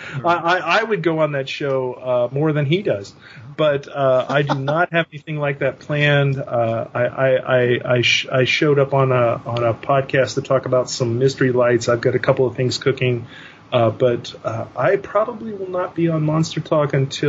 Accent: North Texas, United States; I am from North Texas

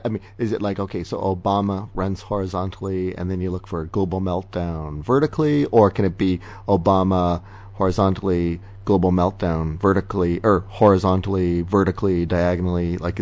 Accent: Canada; as a Canadian

